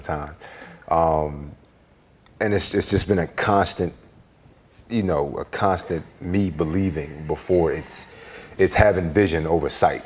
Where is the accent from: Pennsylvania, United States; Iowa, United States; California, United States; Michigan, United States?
Pennsylvania, United States; Philadelphia; I was born in South Philly on Cemetery Lane. My father got locked up when I was two years old, and you know, it was me and my mother for the longest time